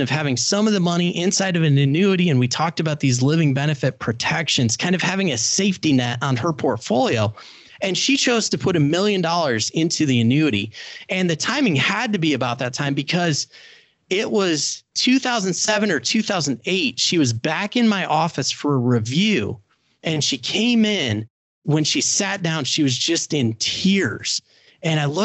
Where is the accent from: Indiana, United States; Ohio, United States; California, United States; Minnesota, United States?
Indiana, United States; I helped start the first CFP program for professionals in my home state of Indiana